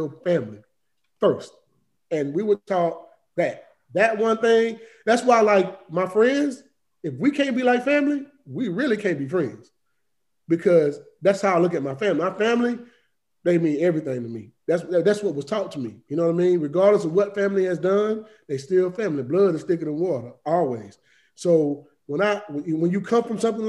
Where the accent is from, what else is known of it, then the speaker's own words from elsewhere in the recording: Griffin, Georgia, United States; moved away as an adult; also born or lived in Knoxville, Tennessee; I'm from Griffin, Georgia, born and raised.